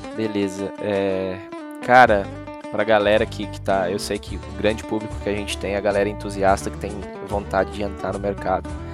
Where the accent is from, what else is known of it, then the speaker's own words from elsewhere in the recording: Novo Hamburgo, Rio Grande do Sul, Brazil; moved away; Eu saí lá do Rio Grande do Sul, de Novo Hamburgo